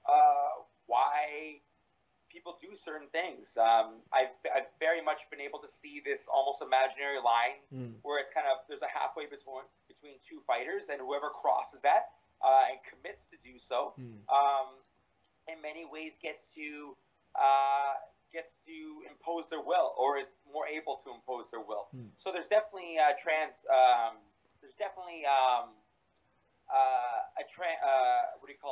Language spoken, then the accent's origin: English; Toronto, Ontario, Canada; moved away as an adult; now in Montreal, Canada; I live quasi in Montreal, but I'm originally from Toronto.